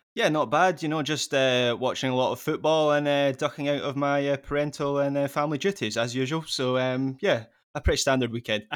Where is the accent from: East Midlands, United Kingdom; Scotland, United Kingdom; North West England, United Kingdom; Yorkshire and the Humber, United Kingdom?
Scotland, United Kingdom; as a Scot